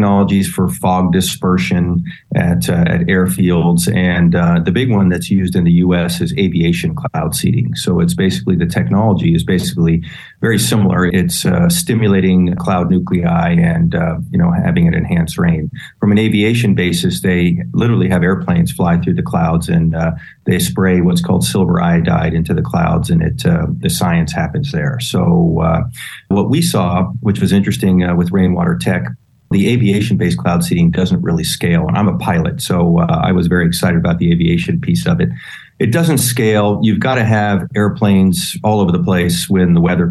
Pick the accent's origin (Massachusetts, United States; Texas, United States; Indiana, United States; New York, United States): Texas, United States; And I'm a Texan. I grew up in Texas